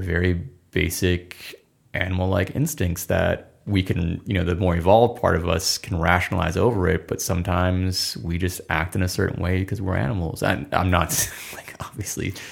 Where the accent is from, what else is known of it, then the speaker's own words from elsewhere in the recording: Minnesota, United States; I'm from Minnesota